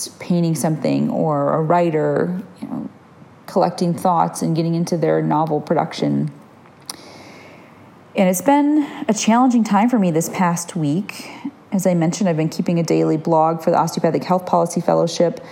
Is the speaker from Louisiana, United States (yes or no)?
no; Michigan, United States; now in Oregon, United States; I grew up in Michigan